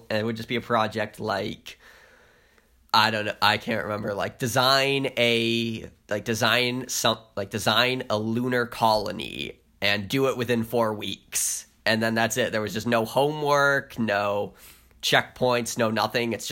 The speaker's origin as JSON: {"language": "English", "region": "Maine", "country": "United States", "accent": "Maine", "said": "I don't mean to insult anyone with my Maine accent."}